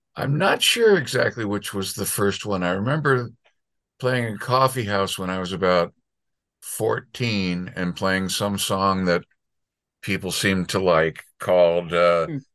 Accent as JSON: {"language": "English", "region": "southern Connecticut", "country": "United States", "tie": "born or raised there", "also_born_or_lived": "New York City / Tenafly, New Jersey / Englewood, New Jersey", "said": "I was born in New York City, and then I okay. lived a few years in uh, Tenafly and Englewood, New Jersey. Okay. And then mostly I grew up in uh, southern Connecticut, uh, Fairfield okay. County, okay. Wilton, and Darien."}